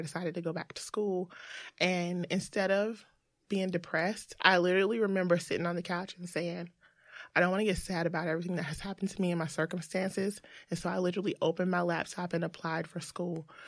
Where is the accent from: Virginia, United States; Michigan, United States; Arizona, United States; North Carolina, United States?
North Carolina, United States; Greensboro; I'm from Greensboro, North Carolina